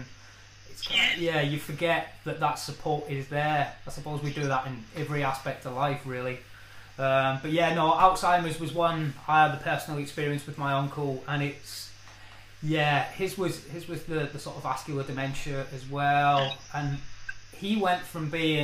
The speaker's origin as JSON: {"language": "English", "region": "Scotland", "country": "United Kingdom", "moved": "yes", "lives_now": "England", "said": "being Scottish"}